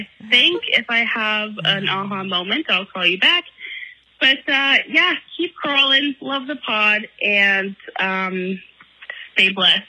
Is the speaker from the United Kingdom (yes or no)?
no; Oshawa, Ontario, Canada; I'm from Oshawa.